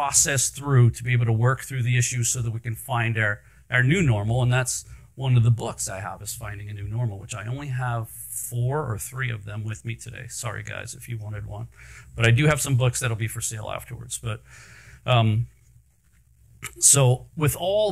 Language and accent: English; Anne Arundel County, Maryland, United States; also born or lived in Baltimore, Maryland; I was born in Baltimore, grew up in Anne Arundel County.